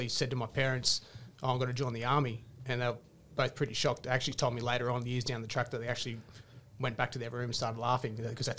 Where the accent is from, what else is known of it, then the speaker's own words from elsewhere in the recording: Logan, Queensland, Australia; So 40 minutes up the road in Logan. I actually didn't realise what type of reputation Logan had until I joined the army. And people would ask, oh, where you're from? I said I'm from Logan.